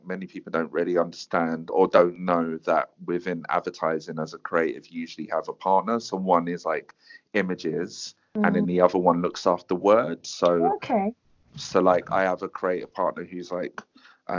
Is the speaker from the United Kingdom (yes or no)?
yes; Croydon, London, United Kingdom; I'm from Croydon